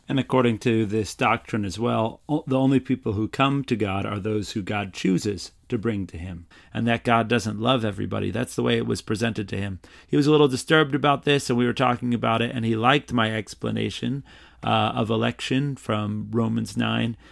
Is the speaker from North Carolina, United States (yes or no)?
yes; North Carolina, United States; I'm from North Carolina, from a large homeschool family.